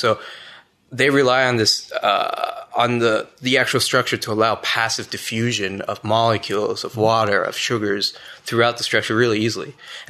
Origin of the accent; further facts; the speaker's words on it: Ottawa, Ontario, Canada; I'm from Ottawa. I did high school at Lisgar, collegiate.